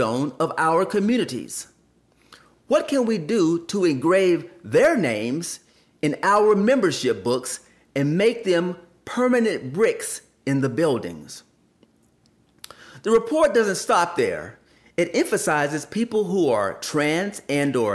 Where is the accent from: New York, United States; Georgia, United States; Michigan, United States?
Georgia, United States; Columbus; I grew up in Columbus, Georgia, and attended many churches